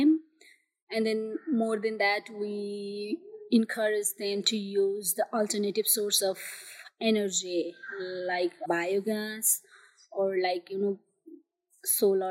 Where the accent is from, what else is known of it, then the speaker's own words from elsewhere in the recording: Jhapa, Eastern Nepal, Koshi Province, Nepal; I'm from Eastern Nepal, Japa.